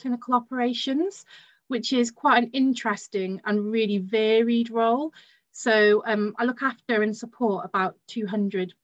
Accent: Barry, Wales, United Kingdom; also born or lived in Bristol; I come from Barry Island, which is the home of Gavin and Stacey.

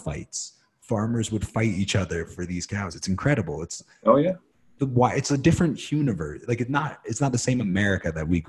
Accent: New York, United States; I'm from New York.

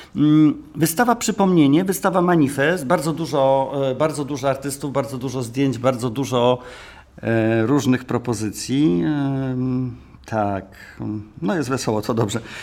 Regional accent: Warsaw, Masovian Voivodeship, Poland; Ja jestem z Warszawy

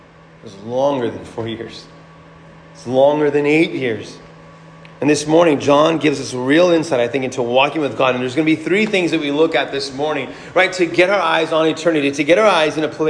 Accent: United States; we as American citizens

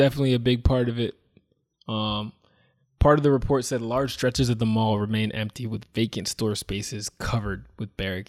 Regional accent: New Jersey, United States; born or raised there

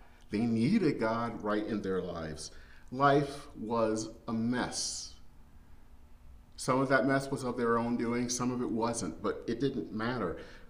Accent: Flint, Michigan, United States; moved away as an adult; now in Minneapolis, United States; in my hometown of Flint, Michigan

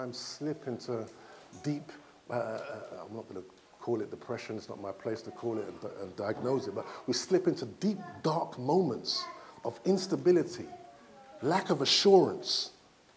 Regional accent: Nigeria; I'm from Nigeria

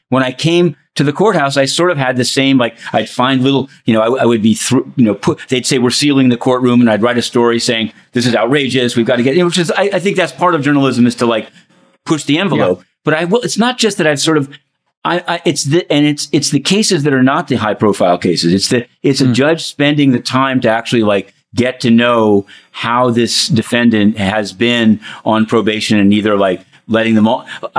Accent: New York City, New York, United States; I'm a Bronxite

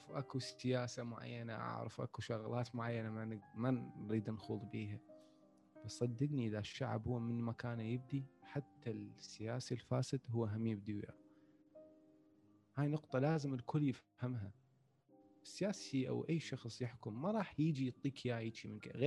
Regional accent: Iraq; احنا هذا الموضوع اصلا ما عندنا بالعراق يعني مع الاسف انه هذا الموضوع اصلا ما موجود عندنا بالعراق

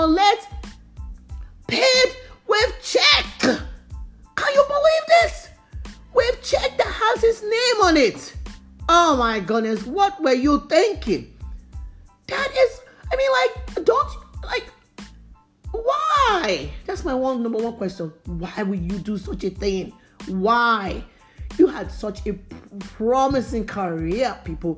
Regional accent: Nigeria; I grew up in Nigeria.

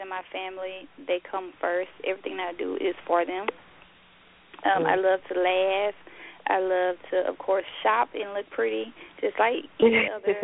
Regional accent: Louisiana, United States; moved away; I'm originally from Louisiana, born and raised there, very much of a country girl

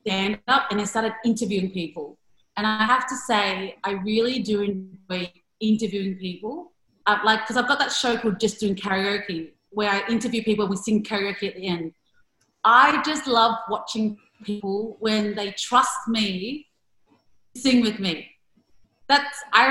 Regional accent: Springvale, Victoria, Australia; growing up in Springvale

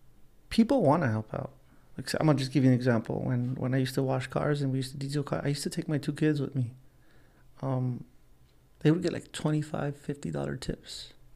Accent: Los Angeles, California, United States; growing up in Los Angeles, it's easy for you to do drugs. It's everywhere, you know.

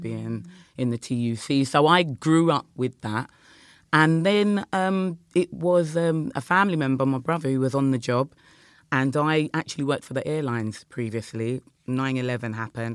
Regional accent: Croydon, London, United Kingdom; we're from South London, Croydon

